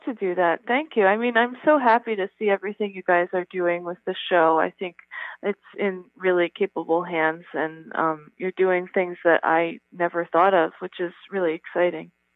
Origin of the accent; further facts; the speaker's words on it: New York, United States; I grew up in New York, and then I came here after college